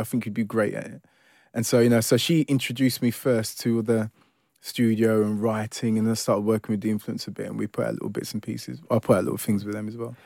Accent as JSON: {"language": "English", "region": "London", "country": "United Kingdom", "tie": "born or raised there", "also_born_or_lived": "Ilford", "said": "I grew up in Forest Gate all my life, really. Um, so you could ki-, kind of say, you know, born and bred East Londoner"}